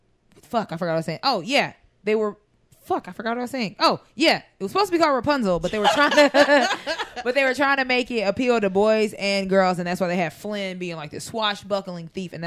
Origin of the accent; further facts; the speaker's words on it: United States; I'm from America. Like, right. I'm from, we probably were neighbors. Like, I'm not exotic.